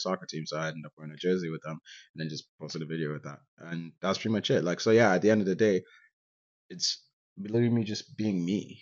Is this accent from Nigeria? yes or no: yes; Nigeria; now in Canada; I grew up in Nigeria and I moved to Canada.